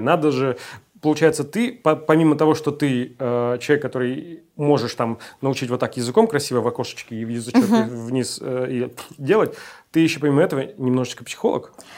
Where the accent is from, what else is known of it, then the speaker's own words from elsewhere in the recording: Urals, Russia; moved away; also born or lived in Siberia; я с Сибири, но выросли, вырос я тоже на Урале